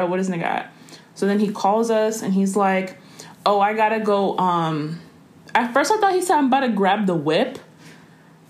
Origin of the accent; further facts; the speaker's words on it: Washington, District of Columbia, United States; we're from D.C., so we're not from here